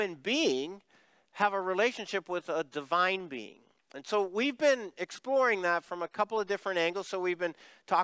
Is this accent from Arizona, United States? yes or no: no; Pennsylvania, United States; now in Cibolo, United States; I'm from Pennsylvania